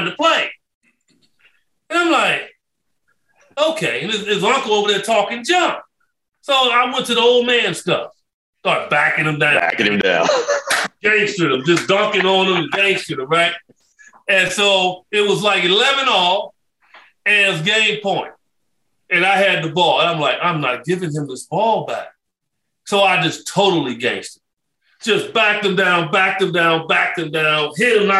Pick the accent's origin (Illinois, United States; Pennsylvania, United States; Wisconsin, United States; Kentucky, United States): Illinois, United States; Chicago; moved away as an adult; also born or lived in Phoenix, Arizona; I grew up in Cabrini Green. And then we moved to the west side of Chicago